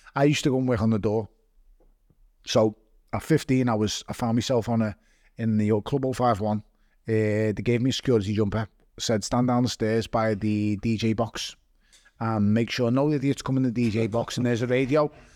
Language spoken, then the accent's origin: English; Liverpool, North West England, United Kingdom; I was born in Toxteth. uh, and I was raised in Waverty